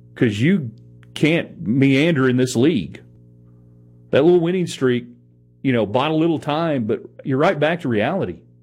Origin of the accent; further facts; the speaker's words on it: Odessa, Texas, United States; now in Lubbock, United States; I grew up in Odessa